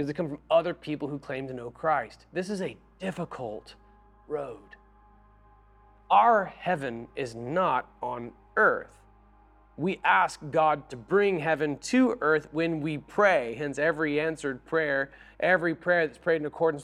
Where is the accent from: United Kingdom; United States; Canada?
United States; Florida; also born or lived in Nashville, Tennessee; now in Seattle, United States; when I grew up in Florida